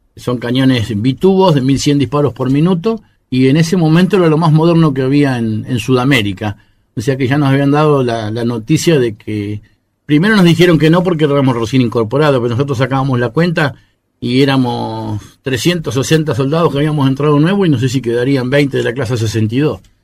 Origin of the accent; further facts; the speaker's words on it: Las Flores, Buenos Aires Province, Argentina; Yo tengo idea de que nacimos acá en Las Flores